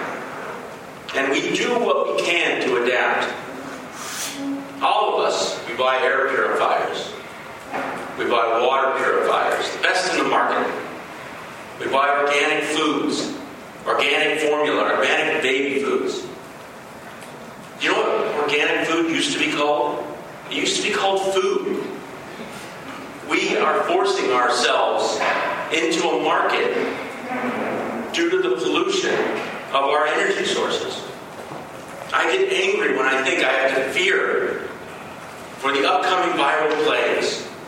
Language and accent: English; Los Angeles, California, United States; I grew up in Los Angeles in the 70s and the 80s